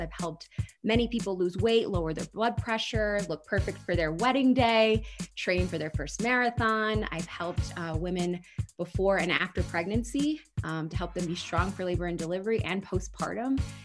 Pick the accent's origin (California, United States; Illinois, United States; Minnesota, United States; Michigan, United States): Michigan, United States; Holland; moved away; also born or lived in New York City / Chicago; my hometown in Michigan, Holland, Michigan